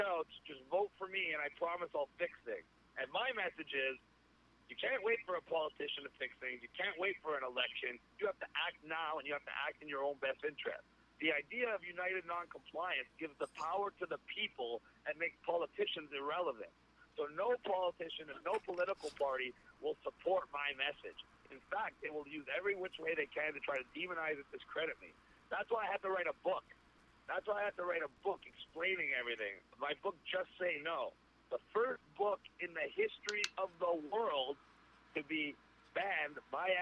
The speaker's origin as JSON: {"language": "English", "region": "Ontario", "country": "Canada", "said": "I couldn't speak anywhere in my home state of Ontario"}